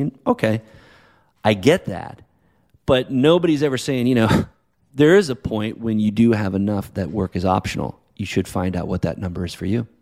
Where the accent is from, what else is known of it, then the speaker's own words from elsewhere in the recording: New England, United States; also born or lived in Boston; now in La Jolla, United States; growing up in, in New England area as it is now living out here in California.